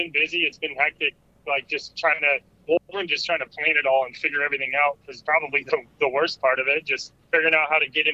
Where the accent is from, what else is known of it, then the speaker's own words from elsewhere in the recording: Colorado, United States; moved away as an adult; now in Southern California, United States; I grew up in Colorado forever